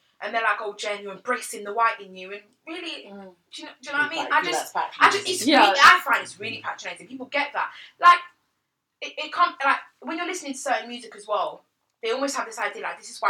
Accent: Côte d’Ivoire; I'm from Ivory Coast. Whatever, you know, that's half, I'm from Ivory Coast.

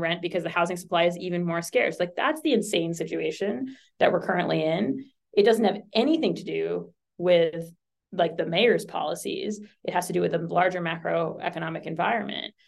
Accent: Boston, Massachusetts, United States; I grew up in Boston

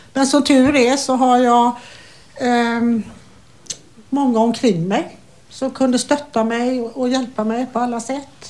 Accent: Falkenberg, Halland County, Sweden; also born or lived in Gothenburg, Sweden; now in Falkenberg, Sweden; jag kommer ursprungligen från Falkenberg

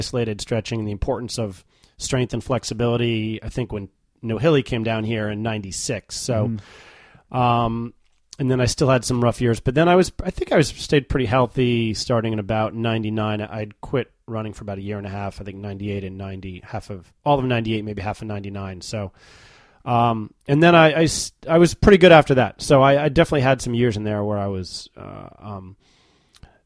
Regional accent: New York, United States; New York. That's my hometown.

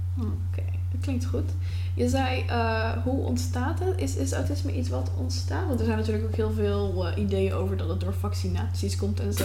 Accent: Netherlands; als een Nederlander met anxiety

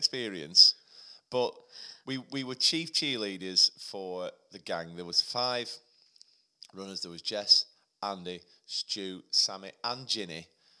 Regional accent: Chorley, North West England, United Kingdom; I'm 38 from Chorley.

